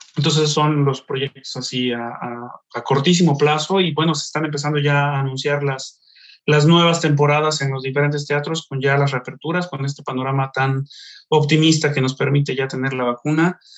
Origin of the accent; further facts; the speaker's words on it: Xalapa, Veracruz, Mexico; moved away; mi tierra